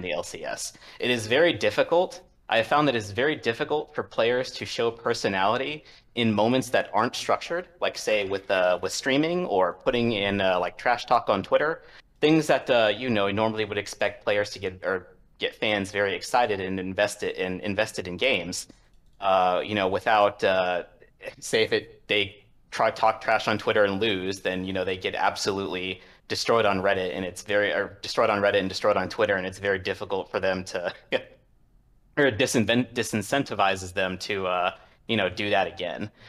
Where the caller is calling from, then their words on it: Washington, District of Columbia, United States; calling from Washington, D C